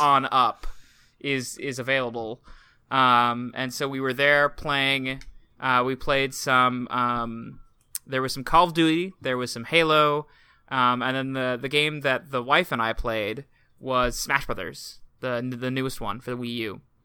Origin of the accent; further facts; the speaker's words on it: Portland, Oregon, United States; my hometown, Portland